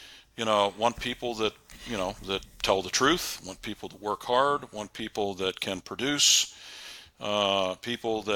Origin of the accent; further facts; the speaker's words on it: Western Pennsylvania, United States; I was born and raised here in Western Pennsylvania